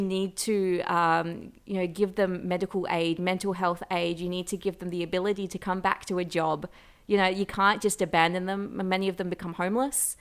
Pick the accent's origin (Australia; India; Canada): Australia; growing up in Australia, we've always had, uh, Anzac Day